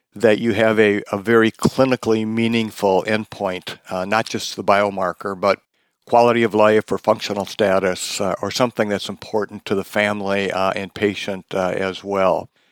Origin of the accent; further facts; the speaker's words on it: Wisconsin, United States; now in Seattle, United States; I'm from Wisconsin originally